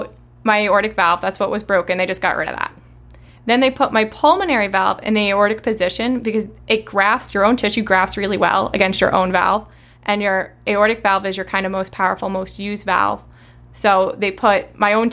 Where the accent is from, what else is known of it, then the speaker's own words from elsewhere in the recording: Long Island, New York, United States; moved away as an adult; now in Rochester, United States; I'm from Long Island originally